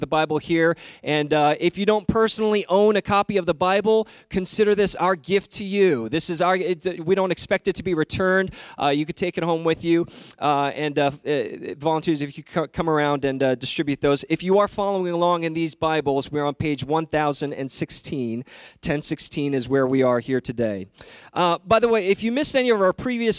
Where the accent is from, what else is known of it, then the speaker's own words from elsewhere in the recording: New York City, New York, United States; I grew up in New York City